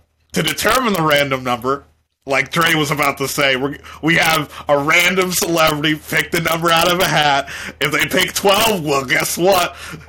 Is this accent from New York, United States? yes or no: yes; New York, United States; I'm from New York.